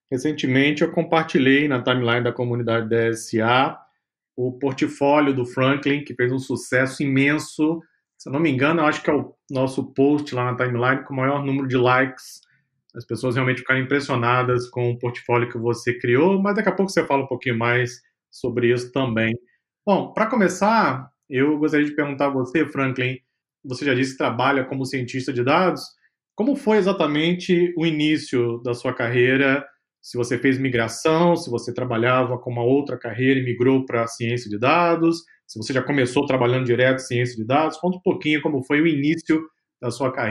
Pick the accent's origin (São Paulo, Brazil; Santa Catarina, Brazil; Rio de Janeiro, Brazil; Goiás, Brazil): Rio de Janeiro, Brazil; Niterói; eu sou de Niterói, no Rio